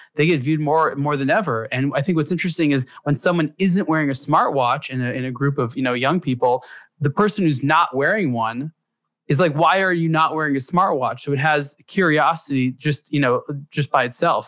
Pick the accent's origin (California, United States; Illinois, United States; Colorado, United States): California, United States; Los Angeles; I grew up in Los Angeles, full of a very rich Hispanic culture